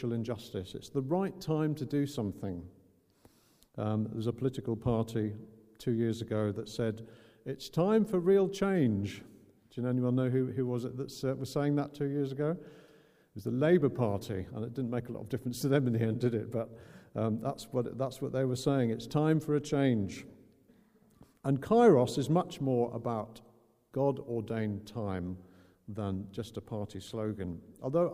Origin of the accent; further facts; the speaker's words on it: Northern Ireland, United Kingdom; growing up in Northern Ireland with the Troubles